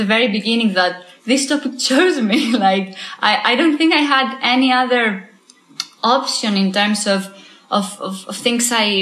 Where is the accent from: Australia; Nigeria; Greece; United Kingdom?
Greece; moved away; I'm from Greece